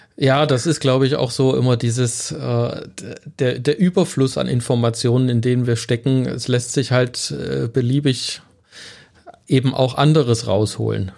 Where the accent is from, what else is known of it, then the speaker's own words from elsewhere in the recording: Germany; uns in Deutschland